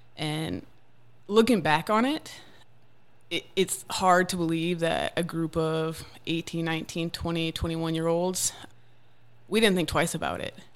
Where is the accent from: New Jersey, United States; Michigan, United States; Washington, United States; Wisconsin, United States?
Wisconsin, United States; moved away as an adult; now in Tennessee, United States; I grew up mainly in Wisconsin